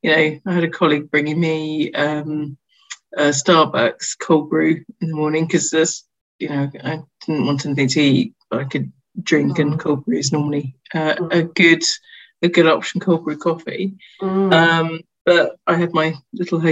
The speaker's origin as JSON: {"language": "English", "country": "United Kingdom", "said": "I'm British."}